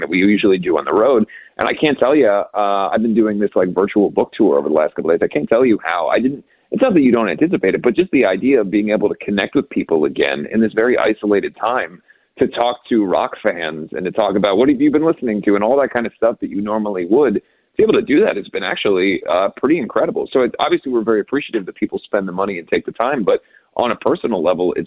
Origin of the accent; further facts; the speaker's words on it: Ohio, United States; growing up in Ohio